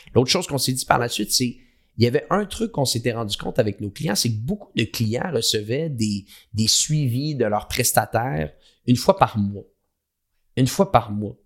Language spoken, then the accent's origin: French; Quebec, Canada; accent: québécois; now in Montreal, Canada; J'ai un accent québécois. Moi, je suis basé au Canada, à Montréal.